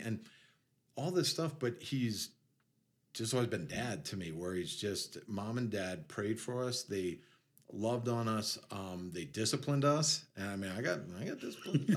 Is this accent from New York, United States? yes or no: yes; New York City, New York, United States; moved away as an adult; I grew up in near New York City. I was like 10 minutes from everything